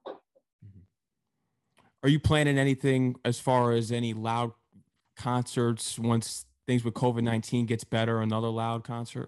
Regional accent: Connecticut, United States; I'm actually from Connecticut

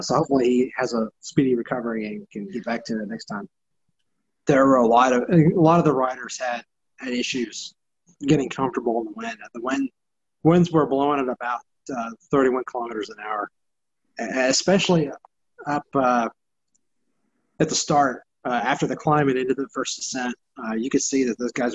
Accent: Texas, United States; I'm from Texas

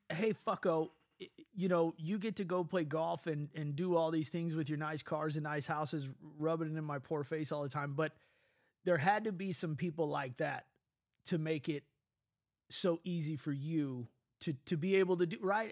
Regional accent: Midwest, United States; accent: Midwest; we have a dialect here in the Midwest

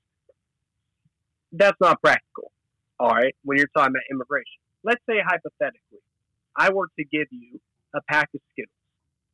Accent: the South, United States; I'm from the South

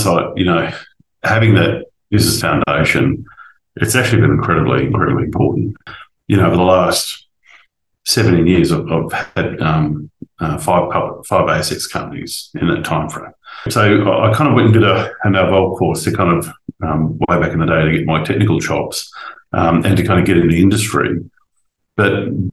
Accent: Rockhampton, Queensland, Australia; moved away; When I grew up in Central Queensland, you had to make your own fun.

